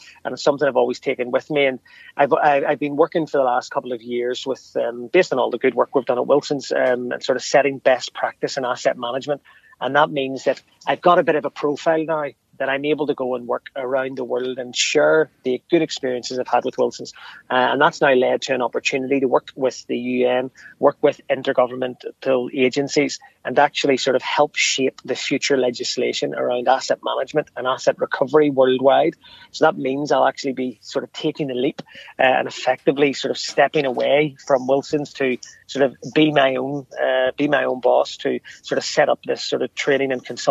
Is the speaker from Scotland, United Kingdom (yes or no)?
no; Belfast, Northern Ireland, United Kingdom; the very fact that I'm from Ardoyne, from North Belfast, won't be a barrier.